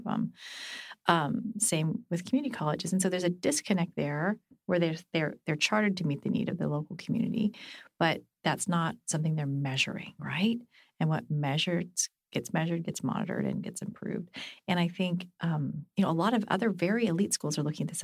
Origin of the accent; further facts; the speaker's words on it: San Luis Obispo, California, United States; moved away; also born or lived in Washington, District of Columbia, United States; here in San Luis Obispo, my hometown